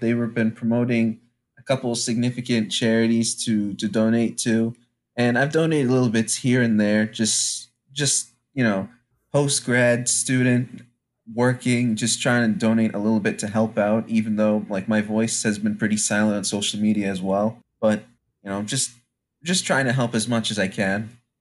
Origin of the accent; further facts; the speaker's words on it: Franklin, Massachusetts, United States; also born or lived in Louisiana; I came from Franklin, Massachusetts, where I believe by the time my family moved here from, from Louisiana